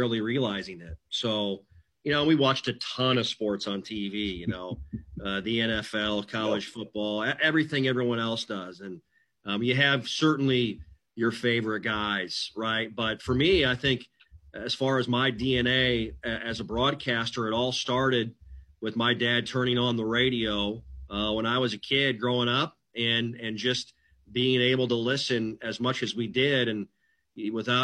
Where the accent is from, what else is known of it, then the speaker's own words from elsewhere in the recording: Mitchell, South Dakota, United States; moved away; here in my hometown of Mitchell, South Dakota